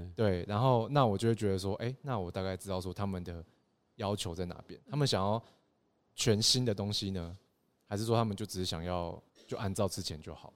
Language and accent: Chinese; Taitung, Taitung County, Taiwan; moved away as an adult; also born or lived in Taipei; 我们台东人活在这个土地上面